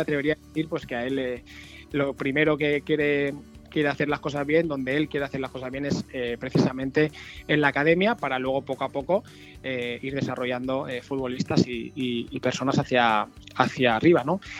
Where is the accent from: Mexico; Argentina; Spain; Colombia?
Spain; La Pobla de Vallbona, Valencian Community; moved away as an adult; also born or lived in Benidorm; now in La Nucía, Spain; Soy de Valencia, un pueblecito de la Pola de Baibona, pero me afinqué en la Nucía.